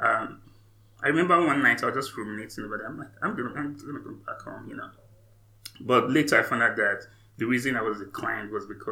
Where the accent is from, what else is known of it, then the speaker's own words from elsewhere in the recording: Nigeria; moved away as an adult; also born or lived in England / Canada; now in United States; I'm from Nigeria, right? I was born, went up to undergrad in Nigeria